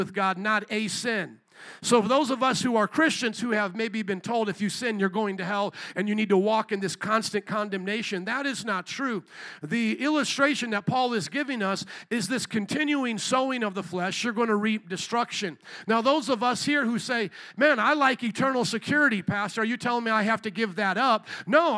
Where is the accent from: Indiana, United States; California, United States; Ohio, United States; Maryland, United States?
Indiana, United States; I grew up in Indiana